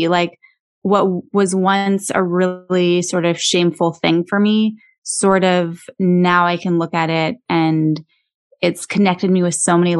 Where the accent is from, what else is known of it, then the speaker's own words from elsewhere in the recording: Canada; moved away as an adult; also born or lived in Los Angeles, United States; I grew up in Canada. And I moved to the United States when I was 24